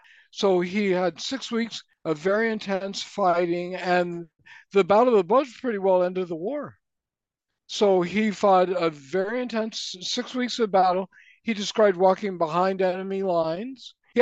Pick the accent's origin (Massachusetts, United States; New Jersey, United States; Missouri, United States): Missouri, United States; Springfield; moved away as an adult; also born or lived in Toronto, Ontario; now in Canada; growing up in Springfield, Missouri